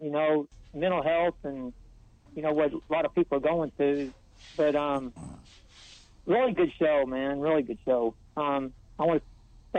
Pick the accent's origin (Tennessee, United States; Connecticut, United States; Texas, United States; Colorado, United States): Texas, United States; Dallas; I'm from Dallas